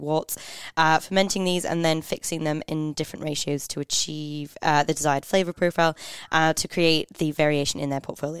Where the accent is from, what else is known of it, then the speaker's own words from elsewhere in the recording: Canada; I'm from Canada.